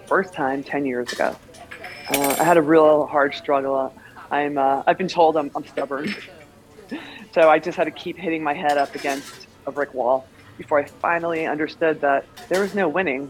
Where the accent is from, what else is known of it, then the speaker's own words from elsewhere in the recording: New York, United States; I'm from New York.